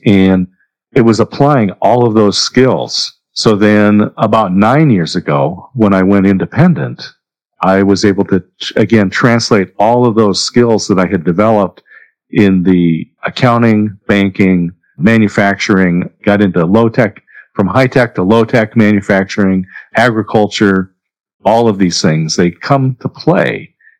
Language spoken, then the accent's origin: English; Corvallis, Oregon, United States; also born or lived in Southern California; I did grow up in Oregon, in Corvallis, Oregon. I was born in Southern California